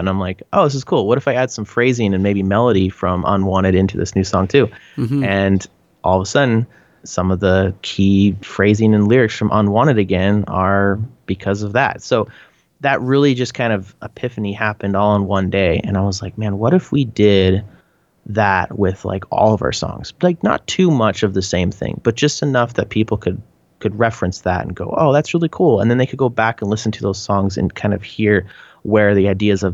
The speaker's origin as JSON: {"language": "English", "country": "Canada", "accent": "Canadian", "said": "my Canadian accent"}